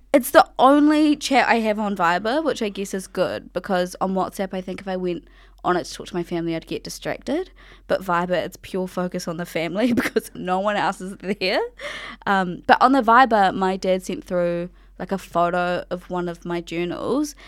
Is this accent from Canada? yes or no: no; Ngāti Kahu ki Whangaroa, Northland, New Zealand; I'm from Ngāti Kahu Ki Whangaroa